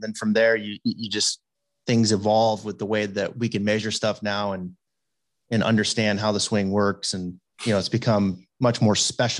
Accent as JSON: {"language": "English", "region": "Pacific Northwest", "country": "United States", "tie": "born or raised there", "also_born_or_lived": "Arizona", "moved": "as an adult", "lives_now": "Florida, United States", "said": "I grew up in the Pacific Northwest originally, and started teaching in '99. Moved to Arizona"}